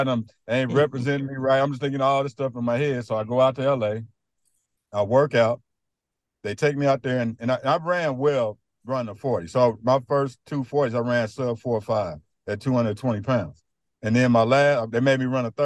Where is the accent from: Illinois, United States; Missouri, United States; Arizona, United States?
Missouri, United States; Kansas City; I'm from the Kansas City area. So when I came out of high school, Mizzou didn't really know what they wanted to do with me